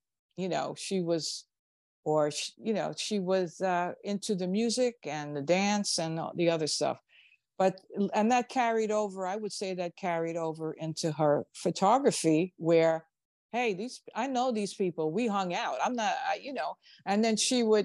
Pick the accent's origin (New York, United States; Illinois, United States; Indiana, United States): New York, United States; New York City; we grew up in Crown Heights